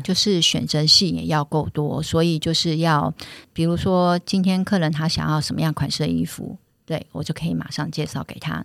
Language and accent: Chinese; Keelung, Taiwan; 我们本身是基隆人